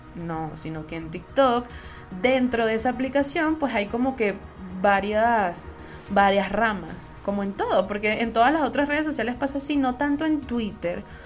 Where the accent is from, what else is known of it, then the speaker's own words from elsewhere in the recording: Venezuela; Soy una jeva de Venezuela